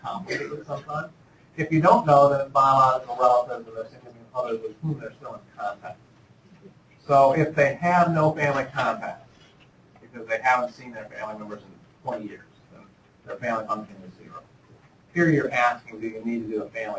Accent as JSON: {"language": "English", "town": "Speedway", "region": "Indiana", "country": "United States", "tie": "born or raised there", "also_born_or_lived": "Chicago / Ottawa", "moved": "yes", "said": "when I was growing up in Speedway, Indiana, I went to basketball practice"}